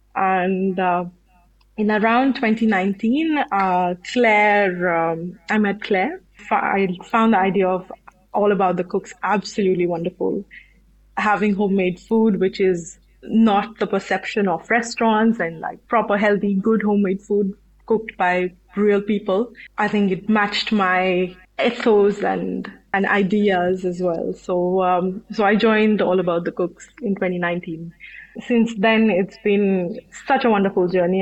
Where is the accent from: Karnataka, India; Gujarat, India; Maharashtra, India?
Maharashtra, India; Mumbai; moved away as an adult; now in Bristol, United Kingdom; I'm from India, from Mumbai, and I came to the UK around 12 years ago to do my degree in aerospace engineering.